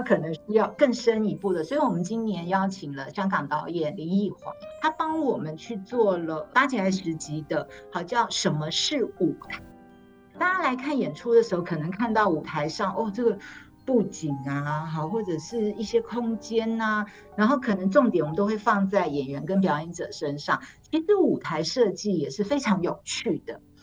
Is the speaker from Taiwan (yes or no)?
yes; Taipei, Taiwan; moved away as an adult; now in Taichung, Taiwan; 虽然我跟总监我们都是台北人